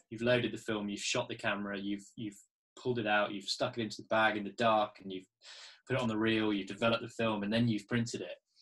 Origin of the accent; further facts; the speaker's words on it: Poole, South West England, United Kingdom; I was born down in Dorset, in Poole